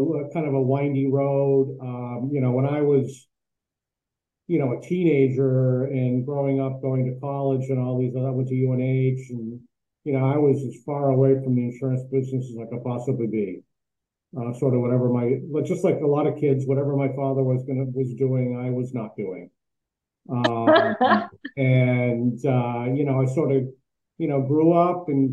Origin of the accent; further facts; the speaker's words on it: Hooksett, New Hampshire, United States; I grew up in Hooksett.